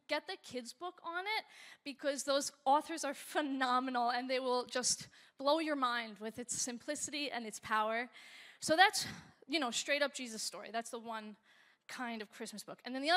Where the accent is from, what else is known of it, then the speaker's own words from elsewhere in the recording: United States; My husband Nick is from Switzerland, and I'm from America